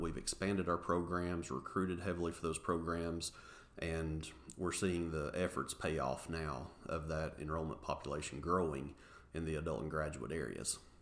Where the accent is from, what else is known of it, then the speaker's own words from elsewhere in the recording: Englewood, Tennessee, United States; born and raised in Englewood, Tennessee. Actually, uh, still reside in Englewood today.